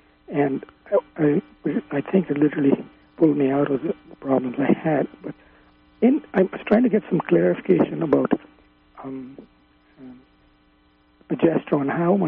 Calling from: London, Ontario, Canada; London, Ontario, Canada.

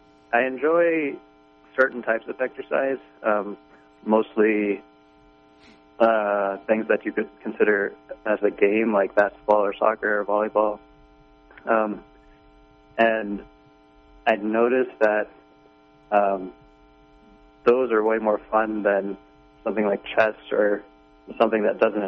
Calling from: Utah, United States; Hi, this is a caller from Utah again.

